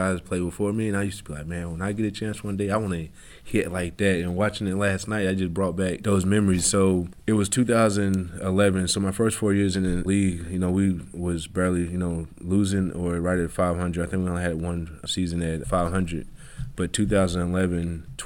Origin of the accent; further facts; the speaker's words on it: Bruceton, Tennessee, United States; moved away; growing up in Tennessee, all there was to do in my town was hunt, fish, and play sports.